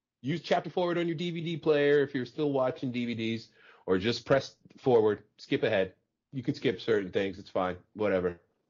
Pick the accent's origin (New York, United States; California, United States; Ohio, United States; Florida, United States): New York, United States; You know, I'm from New York. I grew up in the 80s and the 90s.